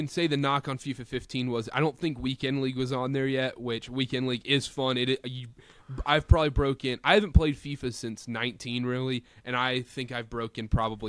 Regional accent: North Carolina, United States; There was a sweatshop running in my hometown, in my home basement in North Carolina.

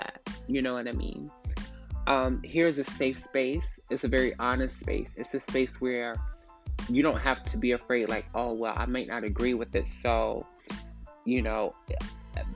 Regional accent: Atlanta, Georgia, United States; I'm from Atlanta, Georgia, born and raised

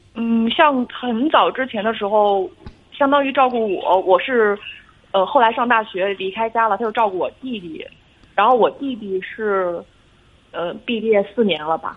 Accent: Jinan, Shandong, China; 就济南的。

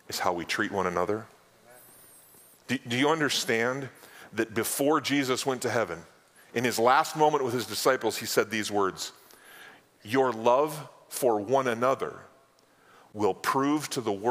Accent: North Dakota, United States; moved away as an adult; now in South Dakota, United States; I grew up in North

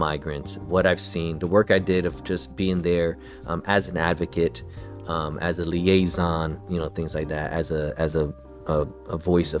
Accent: New York City, New York, United States; also born or lived in Connecticut / New Jersey; I was born in Brooklyn, grew up in the city, all around the tri-state area

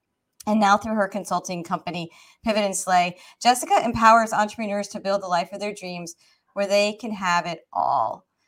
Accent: Georgia, United States; I grew up, you know, I live in Georgia, born and raised in Georgia, and so I grew up making that 19-hour drive up to the tri-state area at least twice a year.

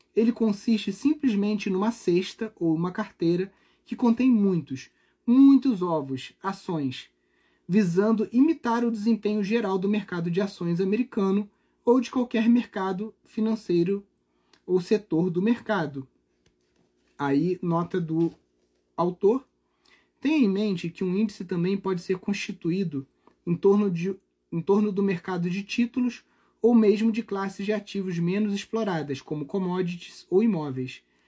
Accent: Brazil; como brasileiros

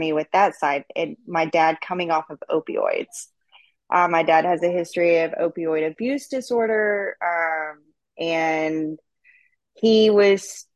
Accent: East Texas, United States; I was raised out in East Texas

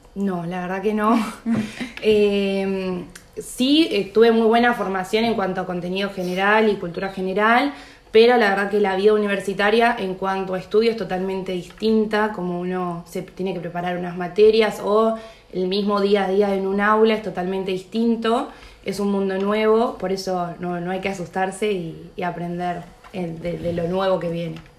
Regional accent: La Plata, Buenos Aires Province, Argentina; yo soy platense

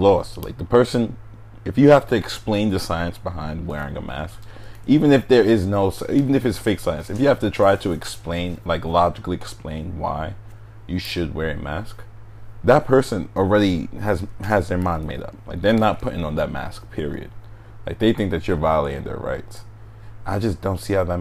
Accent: United States; I'm American

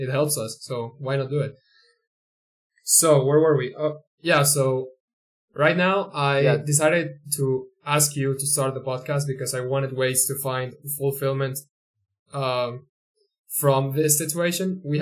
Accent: Colombia; first language Spanish; English is a second language; we are from Colombia and we should totally be doing this in Spanish because it's our first language

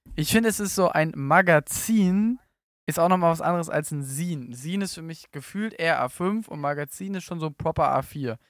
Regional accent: Berlin, Germany; now in Cologne, Germany; Ich komme aus Berlin, bin jetzt in Köln

